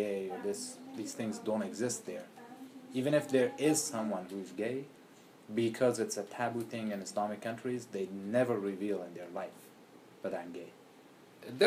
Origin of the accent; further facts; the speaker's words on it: Afghanistan; English is a second language; moved away as an adult; I'm from Afghanistan